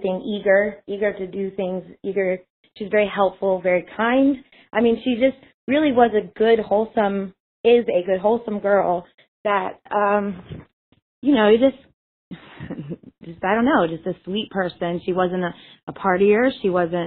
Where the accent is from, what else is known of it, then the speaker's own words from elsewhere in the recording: Panama City Beach, Florida, United States; I was from the Panhandle part of Florida, Panama City Beach, Florida